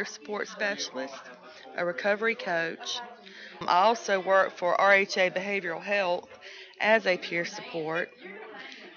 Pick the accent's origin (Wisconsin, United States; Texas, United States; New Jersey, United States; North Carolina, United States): North Carolina, United States; Nash County; A lot of stigma in my county. I'm from Nash County.